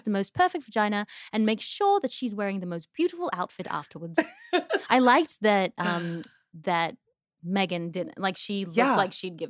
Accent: Australia; accent: Australian; because I've lost my accent, I feel like I was putting it on so much. Mm-hmm. And I was like almost not being kind to Australia because I was like, yeah, mate, has it.

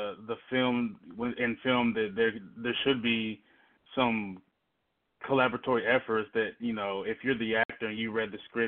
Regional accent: the South, United States; I'm from the South as well

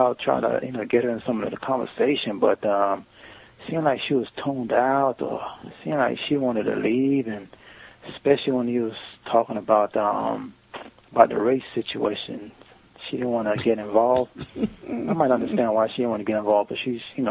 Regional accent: Broward County, Florida, United States; I'm from Florida.

